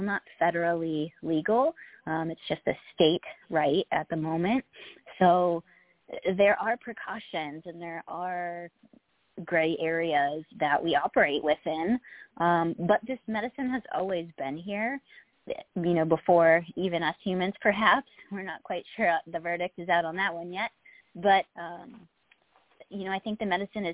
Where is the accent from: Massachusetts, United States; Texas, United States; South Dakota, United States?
Massachusetts, United States; I grew up in Massachusetts